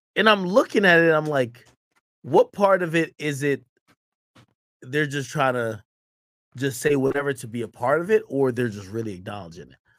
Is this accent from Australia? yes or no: no; Jamaica; now in United States; wasn't born in the United States. I was born in Jamaica.